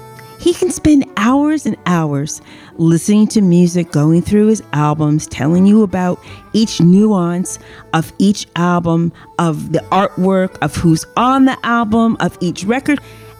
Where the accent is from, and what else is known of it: San Francisco, California, United States; born or raised there; moved away